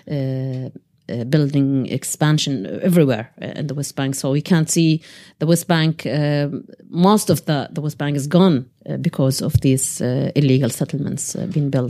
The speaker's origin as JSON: {"language": "English", "country": "Jordan", "moved": "as an adult", "lives_now": "Ireland", "said": "We have the Jordanian passports, and uh, so naturally, I have the Jordanian passport, uh, but I'm Irish now."}